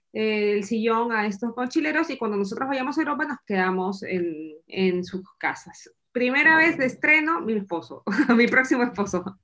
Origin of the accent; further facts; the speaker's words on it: Peru; moved away as an adult; also born or lived in Lima, Peru; now in Essen, Germany; soy peruana y vivo en Alemania